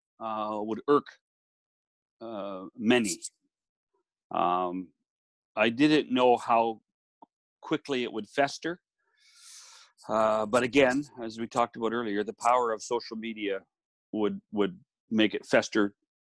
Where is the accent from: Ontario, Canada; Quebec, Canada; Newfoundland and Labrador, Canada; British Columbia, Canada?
British Columbia, Canada; also born or lived in Calgary; now in Toronto, Canada; I was born in British Columbia